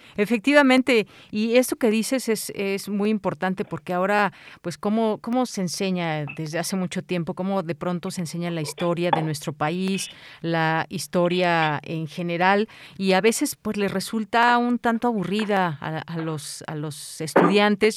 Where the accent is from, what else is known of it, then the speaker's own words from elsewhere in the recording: Mexico; a todos como mexicanos